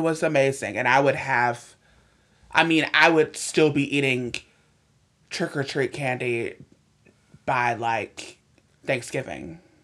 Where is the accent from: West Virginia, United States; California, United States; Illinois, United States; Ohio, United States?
Ohio, United States; Cleveland; moved away; I'm from Cleveland originally